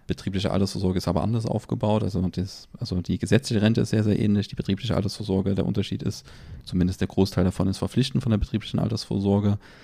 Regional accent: Germany; bei uns in Deutschland

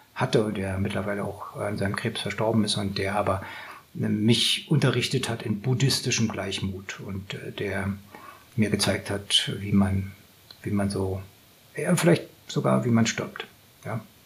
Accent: Northern Germany, Germany; ich komme aus Norddeutschland

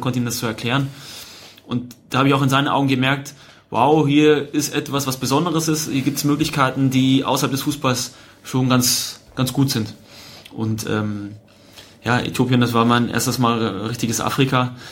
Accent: Unterhaching, Bavaria, Germany; moved away as an adult; also born or lived in Munich / Bochum / Hamburg; Ich habe dort noch meine Wurzeln, ich bin dort aufgewachsen, ich bin mit dem Verein auch aufgewachsen

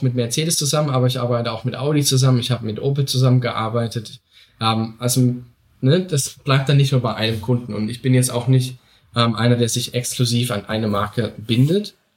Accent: Saxony, Germany; ich komme eben aus Sachsen

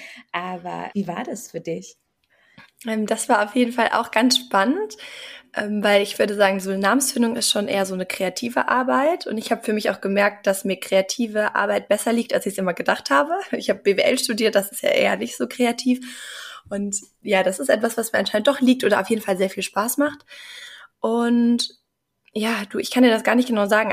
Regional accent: Bonn, North Rhine-Westphalia, Germany; moved away as an adult; also born or lived in Mannheim / Norway; ich komme ursprünglich aus Bonn, habe da mein Abitur gemacht

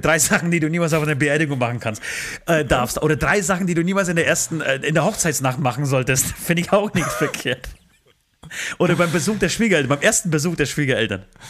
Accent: Germany; bei uns in Deutschland

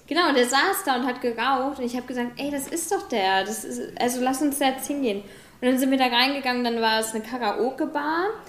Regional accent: Germany; moved away; also born or lived in New Zealand; wir sind auch beide jetzt nicht auf dem kompletten Dorf, beispielsweise aufgewachsen in Deutschland

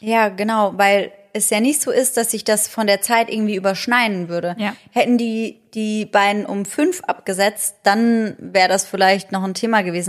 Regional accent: Germany; bei uns in Deutschland

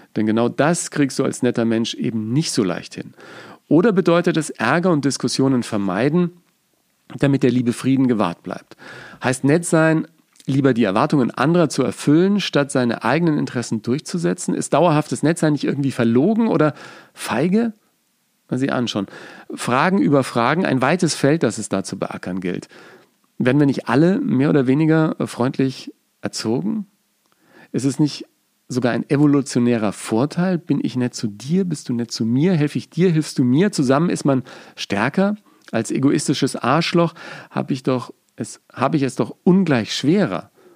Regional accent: Hummeltal, Bavaria, Germany; also born or lived in Nuremberg; Die meiste Zeit lebten wir mit der Familie in kleinen Städten oder Dörfern wie im fränkischen Hummeltal, eine kleine Gemeinde im Landkreis Bayreuth in Oberfranken

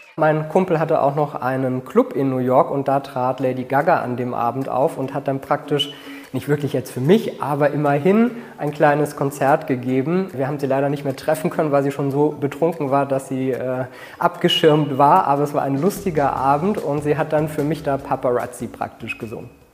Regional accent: Berlin, Germany; Und 1985 sind wir nach West-Berlin gekommen und dann bin ich in Berlin-Spandau groß geworden

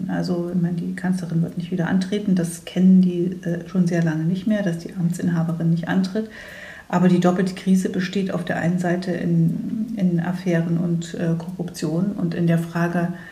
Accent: Thuringia, Germany; deswegen werde ich trotzdem hoffentlich viel unterwegs sein können, in meiner Heimat in Thüringen, aber auch bundesweit

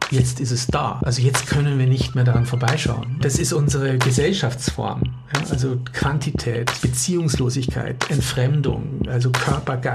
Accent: Austria; Also ich komme aus Österreich und ähm, bin seit mh, hm, 25 Jahren mittlerweile in der sogenannten psychoneuroimmunologischen Forschung tätig

